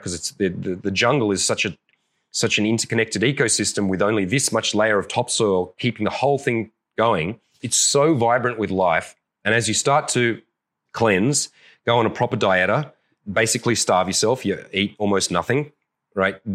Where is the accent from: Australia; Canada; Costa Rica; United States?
Australia; I'm an Aussie